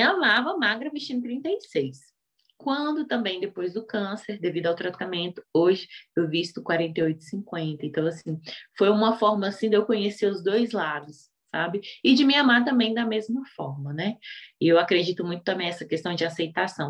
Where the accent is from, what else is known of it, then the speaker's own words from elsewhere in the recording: Brasília, Federal District, Brazil; eu sou aqui de Brasília, dou aula para mulheres negras carentes